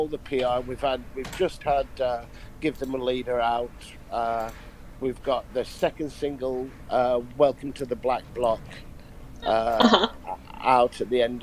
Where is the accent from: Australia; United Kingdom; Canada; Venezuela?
United Kingdom; London; I said, London